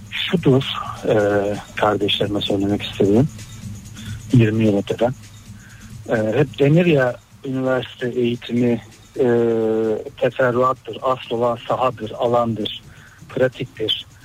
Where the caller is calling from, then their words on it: Istanbul, Turkey; ben İstanbul'dan.